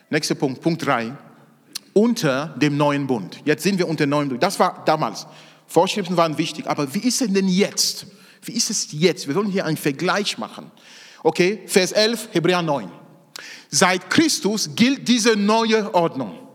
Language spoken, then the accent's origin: German; Cameroon; Ich komme aus Kamerun, aus Afrika. Da gibt es bei weitem nicht so viele psychische Krankheiten wie hier.